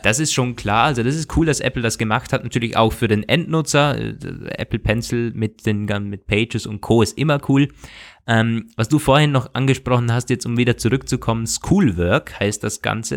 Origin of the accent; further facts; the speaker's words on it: Austria; bei uns in Österreich